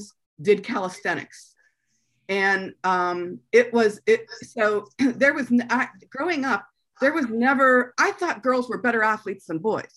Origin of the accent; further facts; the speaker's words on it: Pennsylvania, United States; moved away; I'm from Manassas, Pennsylvania, which is about 30 miles south of Pittsburgh. And at the time that I was growing up, it was steel mills was a primary economic driver there